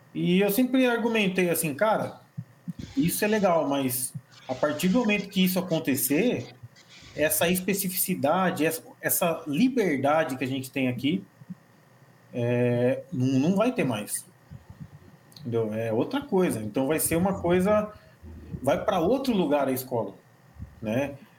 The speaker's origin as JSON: {"language": "Portuguese", "region": "São Paulo", "country": "Brazil", "said": "Eu sou de São, São Paulo"}